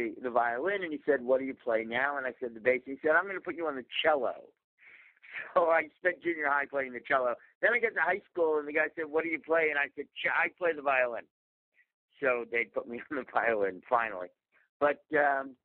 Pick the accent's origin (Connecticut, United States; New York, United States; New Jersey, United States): New York, United States; I grew up in New York